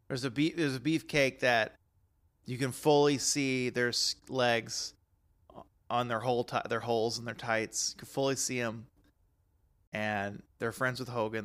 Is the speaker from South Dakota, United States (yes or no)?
no; Texas, United States; growing up in Texas